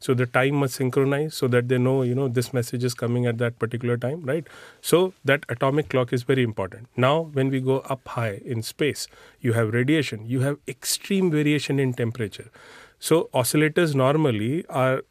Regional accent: India; moved away; As an Indian

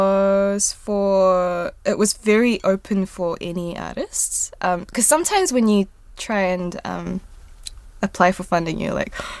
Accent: New Zealand; first language Korean; English is a second language; also born or lived in South Korea; when I was growing up in New Zealand, I came in 2000

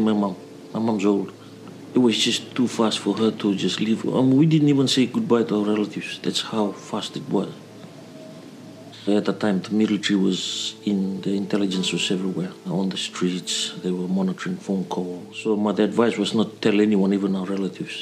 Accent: Eastern Division, Fiji; moved away; I'm originally from Fiji, from Kandavu, which is the southernmost island from Vitiliu

